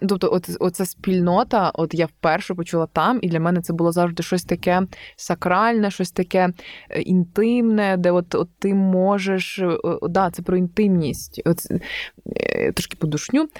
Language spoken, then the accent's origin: Ukrainian; Novoyavorivsk, Lviv Oblast, Ukraine; also born or lived in Galicia; я там з Новоябрівська